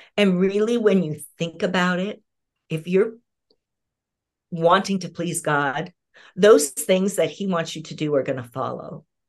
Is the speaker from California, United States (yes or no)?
yes; Southern California, United States; moved away as an adult; now in Pacific Northwest, United States; I'm originally a Southern California girl